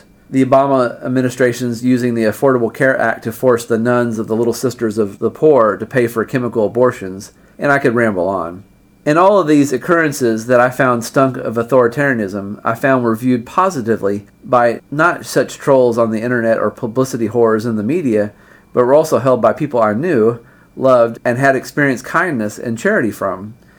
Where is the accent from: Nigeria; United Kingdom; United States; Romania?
United States; moved away as an adult; my home country seemed to have descended in the 3 years I was gone.